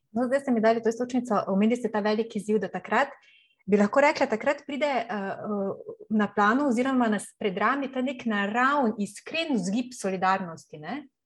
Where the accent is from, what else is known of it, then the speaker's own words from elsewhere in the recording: Slovenia; smo se Slovenci